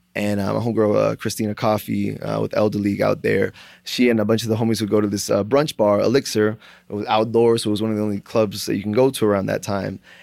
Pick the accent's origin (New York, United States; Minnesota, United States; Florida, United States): Florida, United States; South; moved away as an adult; also born or lived in Broward County, Florida / Miami, Florida; now in Tempe, United States; I'm originally from South Florida, uh, born in Broward County, ended up moving to Miami when I was, like, eleven, um, and, uh, basically lived in Florida until a year and a half ago when I moved out to Arizona.